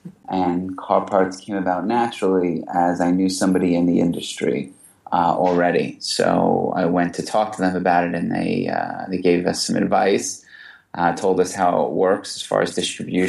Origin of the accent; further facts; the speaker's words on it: New York, United States; also born or lived in New Orleans, Louisiana; I grew up in New York. I went to school in the South in New Orleans. Came back to New York to work.